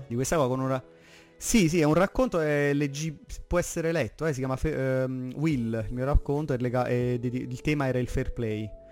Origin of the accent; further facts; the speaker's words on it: province of Salerno, Campania, Italy; vengo dalla provincia di Salerno